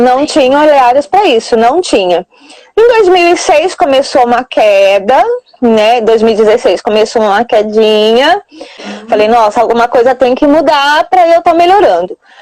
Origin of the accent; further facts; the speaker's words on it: Santa Bárbara d'Oeste, São Paulo, Brazil; eu sou aqui de Santa Bárbara do Oeste, região de Campinas, São Paulo